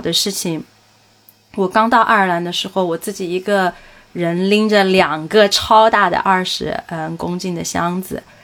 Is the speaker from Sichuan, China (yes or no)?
yes; Sichuan, China; accent: Sichuanese; now in Dublin, Ireland; 我就很想说四川话